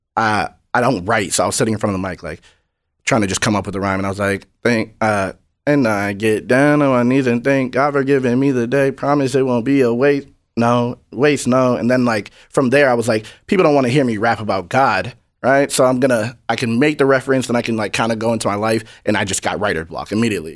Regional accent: New Hampshire, United States; I'm from New Hampshire. It's like 95% white.

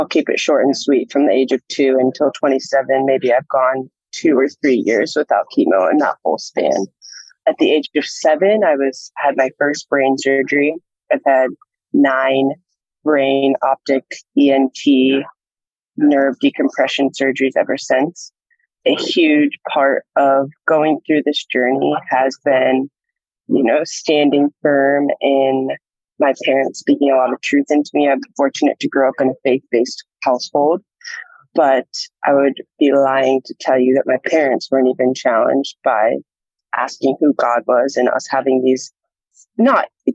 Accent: Columbus, Ohio, United States; moved away as an adult; now in Nashville, United States; I'm from Columbus, Ohio, born and raised

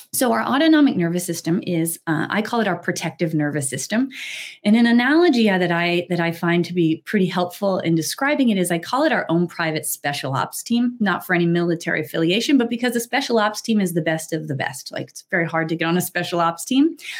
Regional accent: New Hampshire, United States; I grew up in New Hampshire.

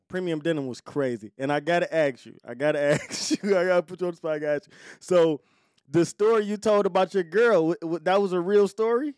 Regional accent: Detroit, Michigan, United States; I'm from Joy Road

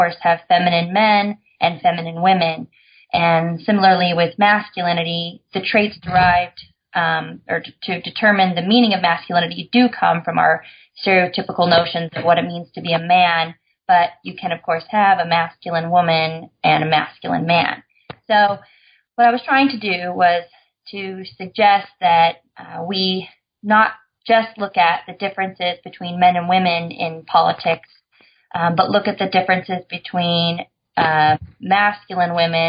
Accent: Idaho, United States; moved away as an adult; but I'm from Idaho. So I moved to California at 18 and have been lucky enough to get to stay here.

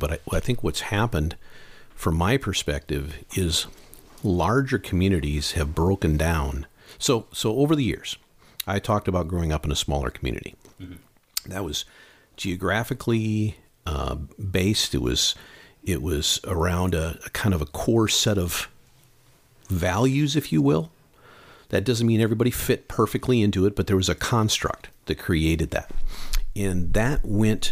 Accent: Midwest, United States; I grew up in the Midwest. I mean, I grew up in a town of 7,000 people.

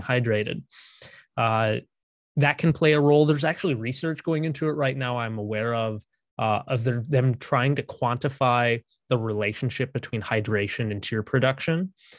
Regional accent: Minnesota, United States; also born or lived in San Antonio, Texas; I grew up here in Minnesota

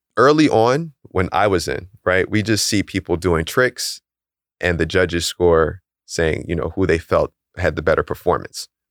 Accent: Philadelphia, Pennsylvania, United States; we're both from Philly

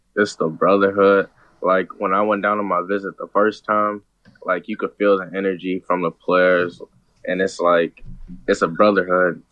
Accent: St. Louis, Missouri, United States; a lot of people from my hometown like go there for college

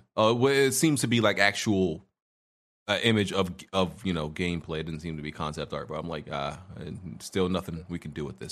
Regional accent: New York City, New York, United States; there was no irregular at my school growing up in Brooklyn

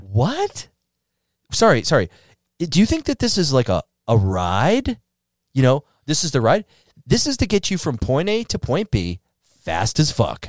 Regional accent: Northeast, United States; also born or lived in Chicago; now in Miami, United States; I grew up in the Northeast

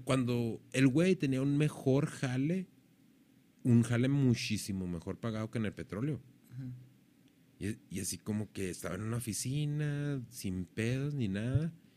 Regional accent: Mexico; somos mexicanos

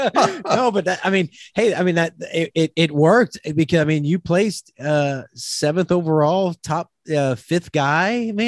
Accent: Louisiana, United States; even though I'm from Louisiana, that kind of heat, man, I just don't know.

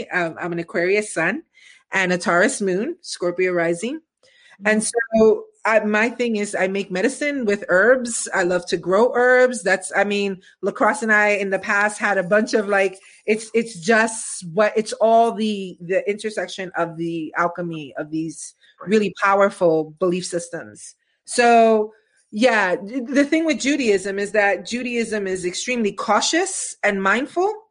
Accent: New York City, New York, United States; I'm from East New York, baby.

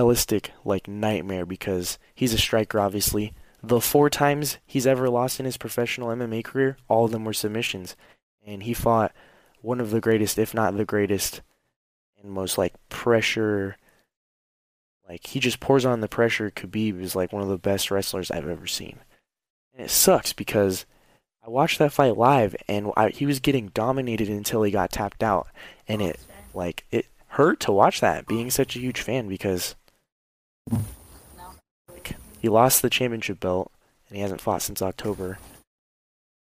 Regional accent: United States; moved away as an adult; now in Germany; Even though I'm not living in America right now, that's my home country

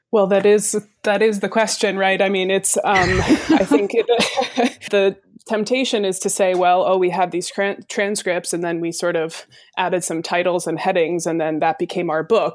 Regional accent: Vermont, United States; I am from Vermont originally

